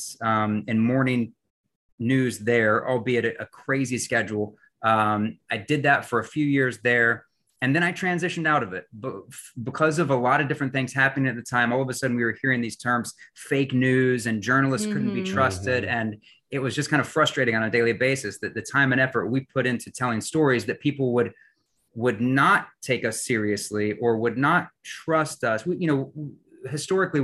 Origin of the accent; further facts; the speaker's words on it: West Virginia, United States; moved away as an adult; now in Michigan, United States; I had the opportunity to move away from my hometown there in West Virginia